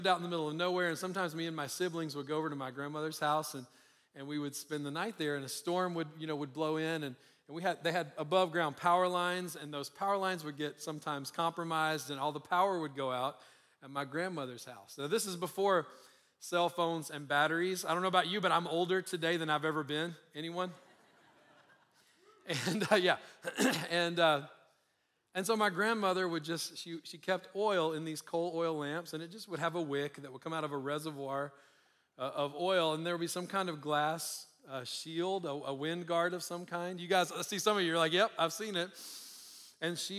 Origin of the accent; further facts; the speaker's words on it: Louisiana, United States; now in Colorado, United States; I live in Colorado, but I'm originally from Louisiana, and every Sunday we would eat fried chicken after church